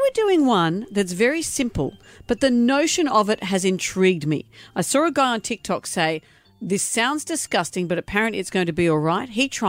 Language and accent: English; Brisbane, Queensland, Australia; I grew up eating this, which is why I grew up in Brisbane without the fluoride.